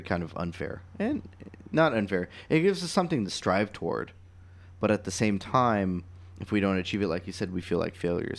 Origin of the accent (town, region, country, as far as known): United States